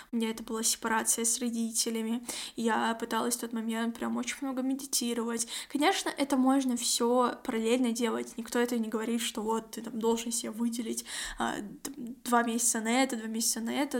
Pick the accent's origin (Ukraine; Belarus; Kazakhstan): Kazakhstan; я из Казахстана